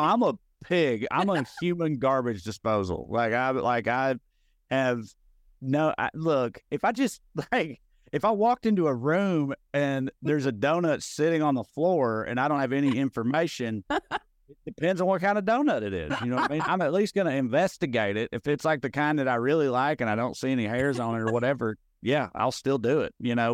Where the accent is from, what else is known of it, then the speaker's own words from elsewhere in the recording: Clay County, Tennessee, United States; moved away as an adult; also born or lived in Knoxville, Tennessee; now in Los Angeles, United States; I'm from Clay County, which is, uh, very, very, very rural.